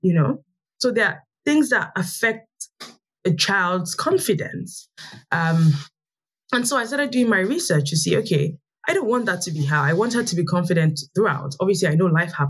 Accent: Lagos, Nigeria; also born or lived in Niger Delta; I grew up in Lagos, Nigeria. I'm from the Niger Delta. But I grew up in Lagos

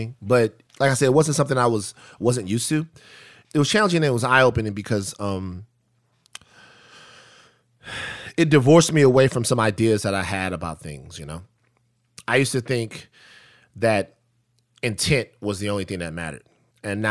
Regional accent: Baton Rouge, Louisiana, United States; moved away; I'm growing up in South Baton Rouge where I'm from

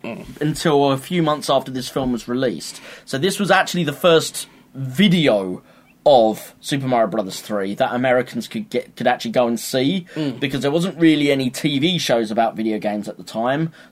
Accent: United Kingdom; We're British

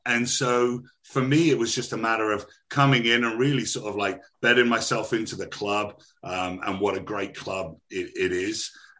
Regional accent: Bristol, South West England, United Kingdom; I'm actually originally from Bristol, so I've got the old country bumpkin thing going on as well.

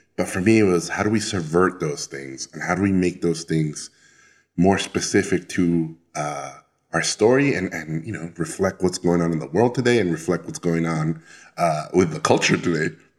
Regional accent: Tijuana, Baja California, Mexico; moved away as an adult; also born or lived in Mexico City; I'm originally from Mexico, but then I grew up in Tijuana

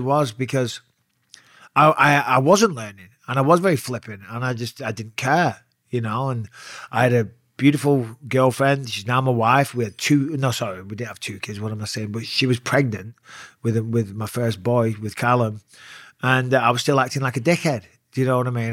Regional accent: Clitheroe, North West England, United Kingdom; also born or lived in Cyprus; I was born in Cyprus on an army base, but, you know, grew up in Clitheroe

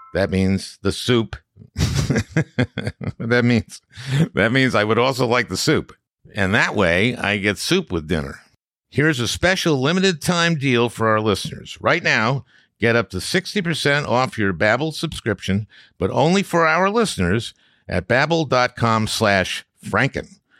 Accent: St. Louis Park, Minnesota, United States; I grew up in St. Louis Park

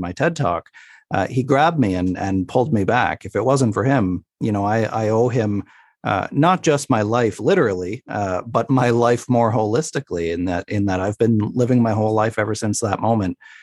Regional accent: Sydney, Nova Scotia, Canada; my hometown on the East Coast, uh, in Sydney, Nova Scotia

